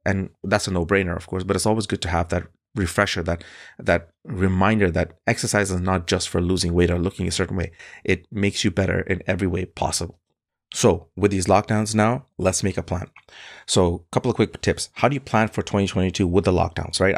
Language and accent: English; Bangladesh; now in Canada; Bangladesh, which is my home country